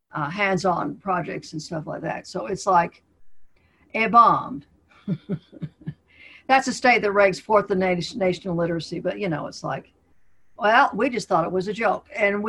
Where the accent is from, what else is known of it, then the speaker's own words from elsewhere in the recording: Salt Lake City, Utah, United States; moved away; I'm from Salt Lake City